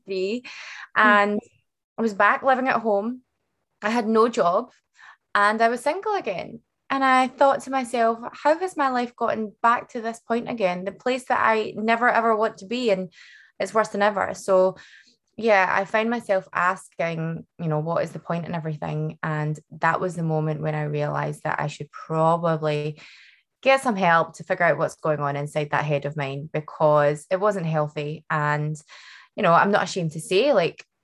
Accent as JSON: {"language": "English", "region": "Scotland", "country": "United Kingdom", "tie": "born or raised there", "also_born_or_lived": "Vancouver", "said": "I was born and bred in Scotland"}